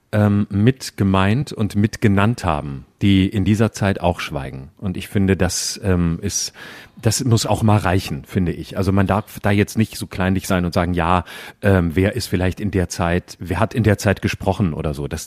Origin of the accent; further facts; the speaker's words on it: Baden-Württemberg, Germany; now in Berlin, Germany; Ich bin auch noch aus Baden-Württemberg.